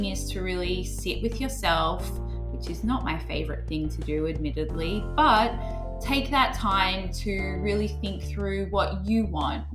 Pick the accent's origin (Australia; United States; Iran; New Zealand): Australia; I'm Australian